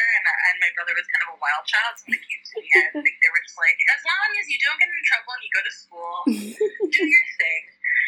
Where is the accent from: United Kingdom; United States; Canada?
Canada; Prince Albert, Saskatchewan; moved away as an adult; now in Vancouver, Canada; I grew up in Prince Albert, Saskatchewan, which is like the most northern city